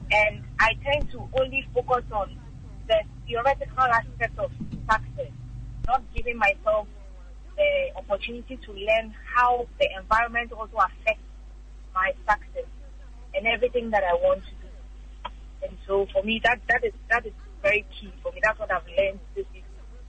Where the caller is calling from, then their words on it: Accra, Greater Accra, Ghana; I'm calling from North Kanishi.